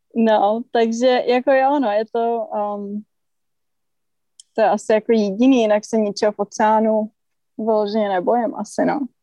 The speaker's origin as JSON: {"language": "Czech", "country": "Czechia", "said": "my Češi, že jsme nevyrůstali prostě u oceánu"}